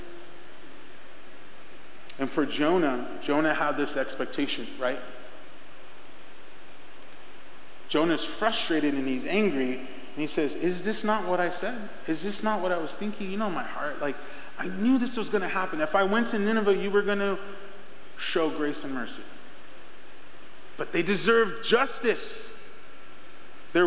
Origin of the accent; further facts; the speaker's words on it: Rainbow Valley, Arizona, United States; I grew up in Rainbow Valley, if you know where Rainbow Valley's at, and I went to Estrella Foothills